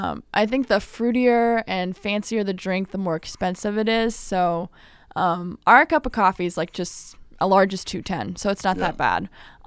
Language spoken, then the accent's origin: English; California, United States; now in Illinois, United States; So I live in Illinois, but I'm originally from California, and there's this one restaurant.